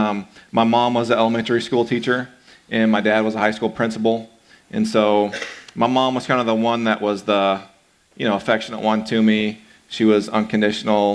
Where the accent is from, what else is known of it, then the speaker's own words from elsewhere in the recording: Belton, Missouri, United States; I grew up in Belton, Missouri. So a town that's about 20 miles south of Kansas City